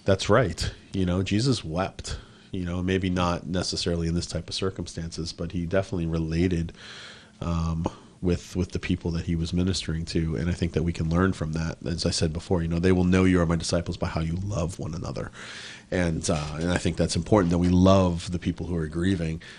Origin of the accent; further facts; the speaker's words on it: Boston, Massachusetts, United States; now in Newbury Park, United States; I'm from Boston, which is a big sports town